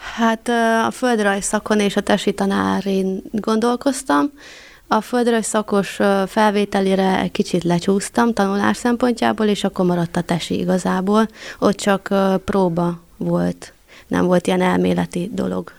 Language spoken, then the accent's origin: Hungarian; Săcueni, Bihor County, Romania; also born or lived in Cluj-Napoca, Romania / Borș, Romania; Székelyhídra jönnék haza